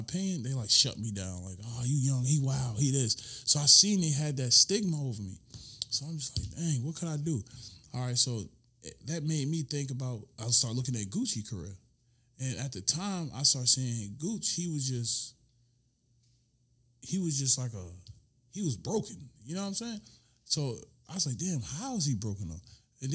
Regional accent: Clayton County, Georgia, United States; I'm from Clayton County

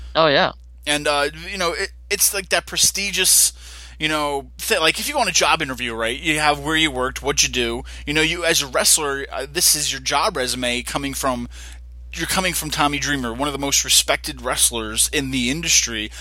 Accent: Poughkeepsie, New York, United States; I'm from Poughkeepsie, New York

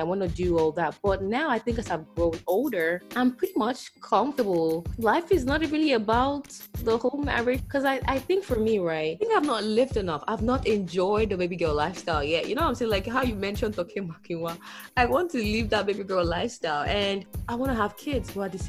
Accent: Nigeria; the whole shebang that happens with being Nigerian, you know, I want to experience that.

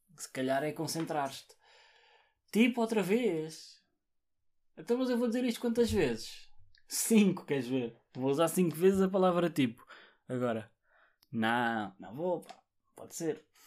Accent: Barreiro, Setúbal, Portugal; eu sou do Barreiro

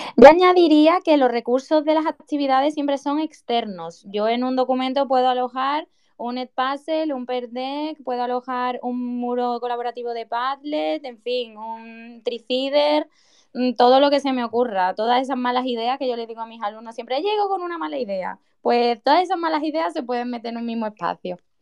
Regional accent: Seville, Andalusia, Spain; moved away as an adult; now in Huelva, Spain; yo soy de Sevilla, pero actualmente me encuentro trabajando en Huelva

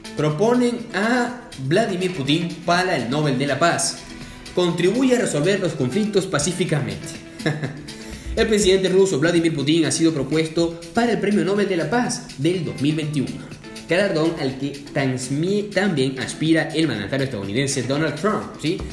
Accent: Puerto Cabello, Carabobo, Venezuela; now in Buenos Aires, Argentina; Yo soy de Puerto Cabello, de, las playas allá de Puerto Cabello, soy yo

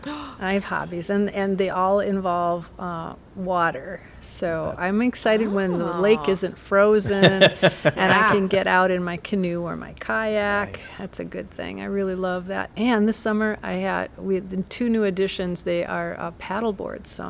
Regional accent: Jackson, Minnesota, United States; moved away as an adult; now in Wisconsin, United States; I grew up in a farm in southwest Minnesota

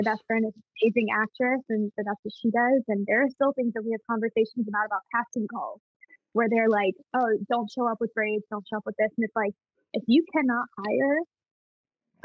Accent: Jacksonville, Florida, United States; growing up in Jacksonville and being in the dance community that I'm

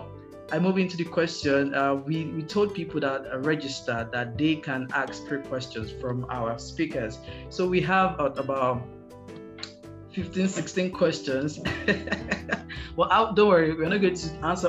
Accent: Nigeria; as a Nigerian

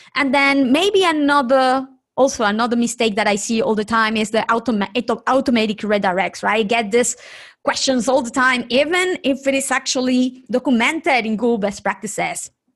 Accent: Nicaragua; moved away; from my home country, Nicaragua, I am originally from Nicaragua

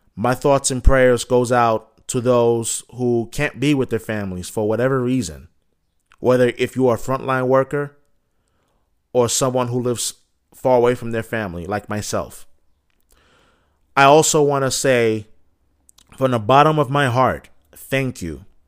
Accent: Boston, Massachusetts, United States; being a Bostonian

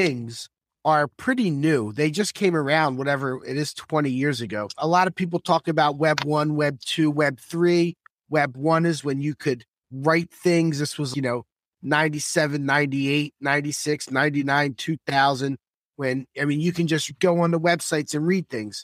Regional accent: Philadelphia, Pennsylvania, United States; moved away as an adult; now in Miami, United States; I'm from Northeast Philadelphia.

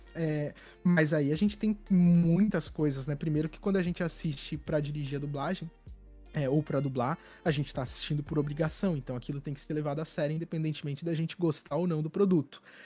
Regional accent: São Paulo, Brazil; Eu sou de São Paulo

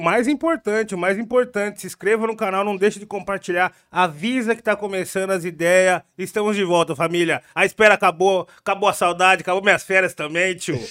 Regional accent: Jundiaí, São Paulo, Brazil; eu sou do Jundiaí

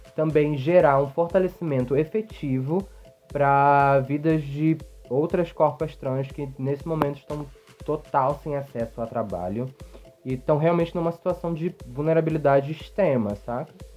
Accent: Rio de Janeiro, Brazil; moved away as an adult; now in São Paulo, Brazil; eu sou do Rio de Janeiro, mas eu moro em São Paulo há dois anos e meio.

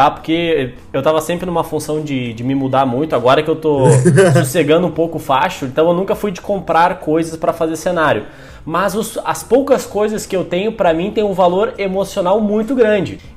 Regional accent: Rio Grande do Sul, Brazil; a gente é do Rio Grande do Sul.

